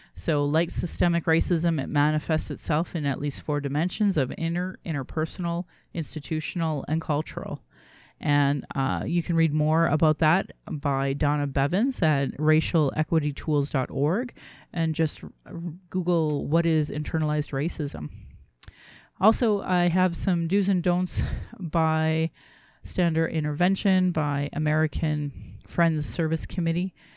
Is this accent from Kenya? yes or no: no; Calgary, Alberta, Canada; I was born in Calgary